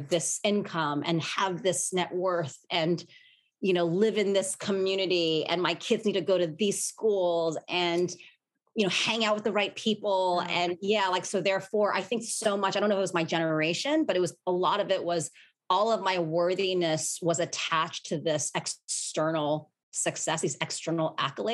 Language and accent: English; New York, United States; I was born and raised in Manhattan